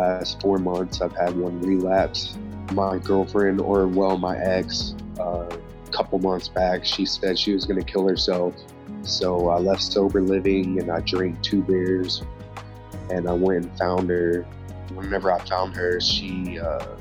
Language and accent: English; Big Spring, Texas, United States; One of the girls that I grew up in Big Spring